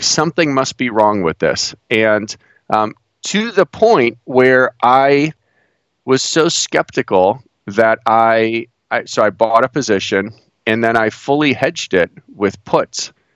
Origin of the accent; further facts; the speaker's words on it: Cleveland, Ohio, United States; moved away as an adult; now in Pittsburgh, United States; I grew up in the Midwest. I grew up uh, right outside Cleveland